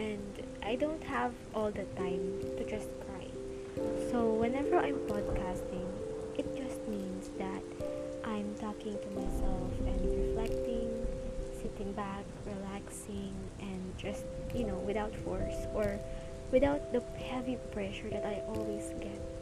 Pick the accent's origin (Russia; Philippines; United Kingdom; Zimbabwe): Philippines; English is a second language; I'm a Filipino, and I will mostly talk in English